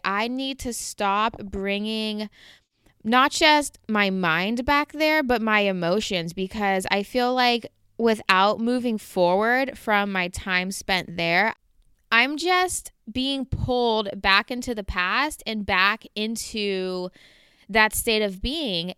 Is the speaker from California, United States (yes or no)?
yes; Southern California, United States; moved away as an adult; also born or lived in Portland, Oregon; I'm from Southern California, and I mean, obviously, you can probably tell by the way I talk